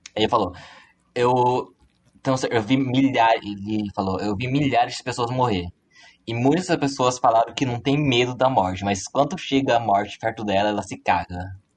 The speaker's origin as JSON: {"language": "Portuguese", "region": "Rio Grande do Sul", "country": "Brazil", "said": "Eu sou o pior gaúcho"}